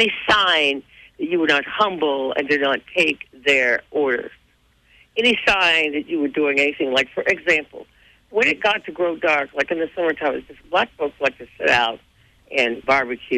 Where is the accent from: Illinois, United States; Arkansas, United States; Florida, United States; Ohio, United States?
Arkansas, United States; Little Rock; growing up in Little Rock